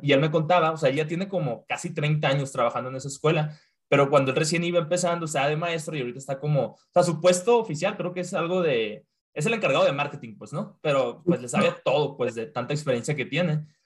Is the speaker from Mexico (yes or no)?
yes; Mexico; moved away; en mi trabajo no, soy el único mexicano